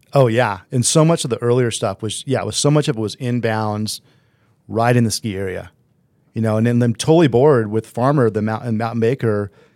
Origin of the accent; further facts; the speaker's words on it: Southern California, United States; I grew up in SoCal